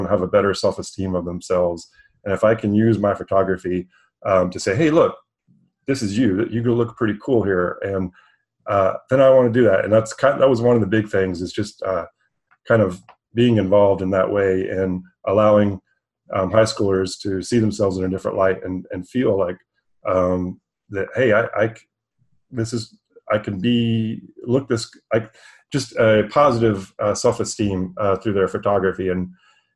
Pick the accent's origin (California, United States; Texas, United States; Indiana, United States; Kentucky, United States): Texas, United States; moved away as an adult; also born or lived in Los Angeles; I was born and raised in Texas